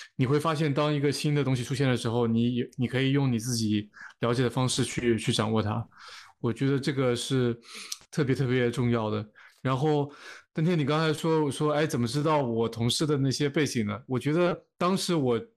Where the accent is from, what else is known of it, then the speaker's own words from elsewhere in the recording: China; moved away; 当时我那届也就我一个中国人